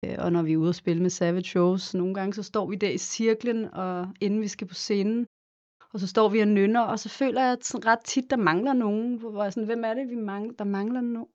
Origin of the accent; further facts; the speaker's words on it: Copenhagen, Capital Region of Denmark, Denmark; moved away as an adult; also born or lived in Los Angeles, United States / New York, United States; derhjemme i København, i Sydhavnen